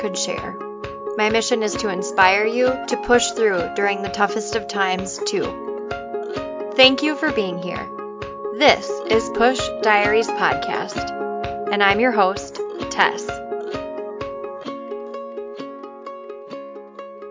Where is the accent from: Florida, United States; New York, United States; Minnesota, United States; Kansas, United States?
Minnesota, United States; Cannon Falls; we grew up in Cannon Falls